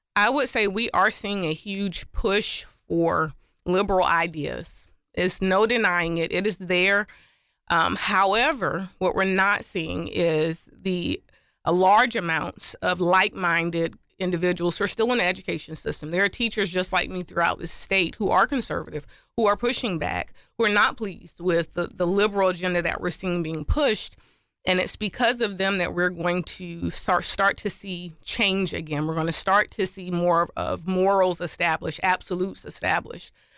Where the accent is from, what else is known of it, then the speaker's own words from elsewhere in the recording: Orangeburg, South Carolina, United States; I was raised in Orange Burg, South Carolina by two educators and administrators